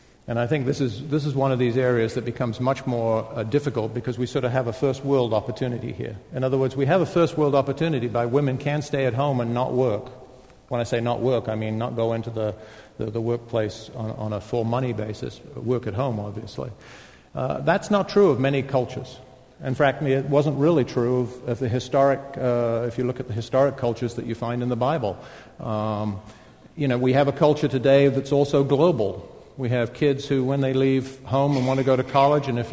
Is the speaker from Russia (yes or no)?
no; United Kingdom; I'm a Brit